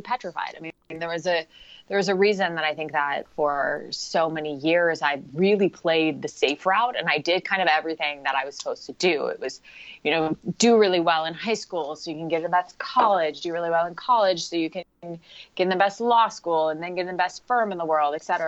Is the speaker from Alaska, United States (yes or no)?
no; Portland, Oregon, United States; moved away as an adult; now in San Jose, United States; I am originally from Portland, Oregon. So lifelong Oregonian. Well, not lifelong, but born and raised.